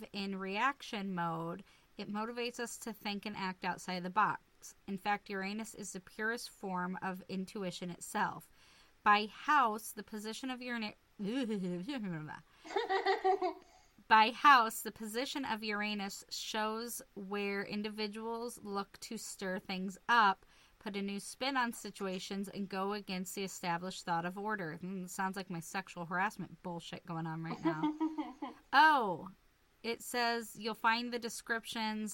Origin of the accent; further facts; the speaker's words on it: Lincoln, Nebraska, United States; I was born in Lincoln, Nebraska